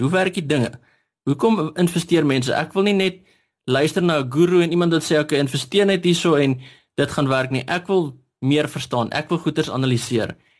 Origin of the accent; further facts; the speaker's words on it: Standerton, Mpumalanga, South Africa; now in Hartbeespoort, South Africa; ek kom van Standerton af. Nou ek eh, het daar skool gegaan en groot geword